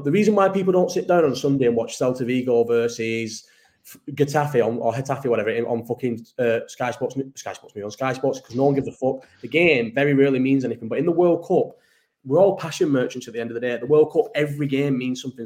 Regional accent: England, United Kingdom; I'm English

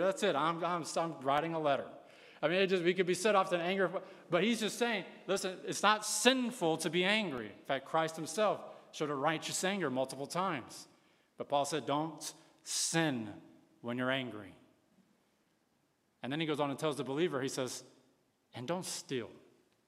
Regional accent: United States

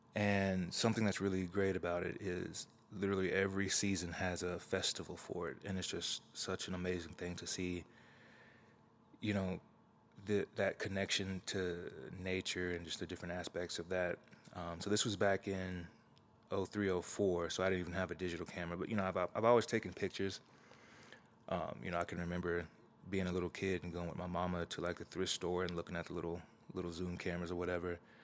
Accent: Tulsa, Oklahoma, United States; I grew up in North Tulsa, Oklahoma

